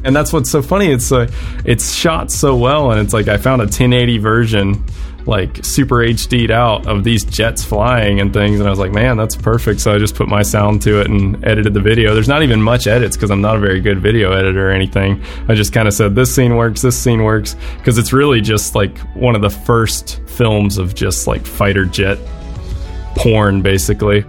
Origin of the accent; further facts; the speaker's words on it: Pensacola, Florida, United States; I grew up in a town called Pensacola, Florida